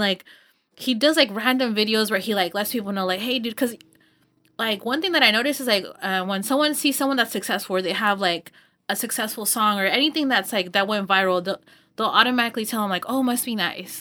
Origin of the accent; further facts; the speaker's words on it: Los Banos, California, United States; I grew up in Los Baños and it's, like, a small town